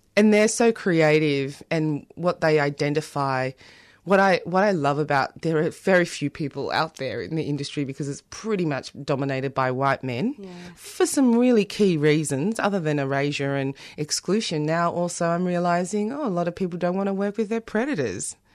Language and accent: English; South Africa; now in Australia; I'm also South African